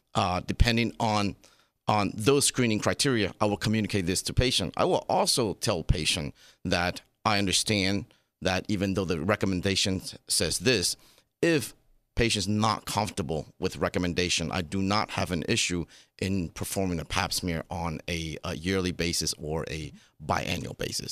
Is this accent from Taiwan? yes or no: yes; Taiwan; now in Las Vegas, United States; I was born and raised in Taiwan